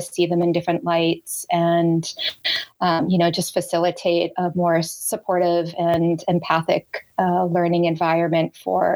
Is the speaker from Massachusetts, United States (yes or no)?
yes; Boston, Massachusetts, United States; I grew up in the Boston area.